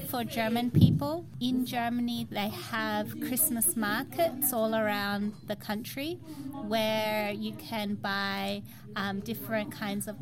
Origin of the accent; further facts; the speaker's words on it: Darwin, Northern Territory, Australia; now in Brisbane, Australia; I was born in Australia and I grew up in Darwin and now I live in Brisbane.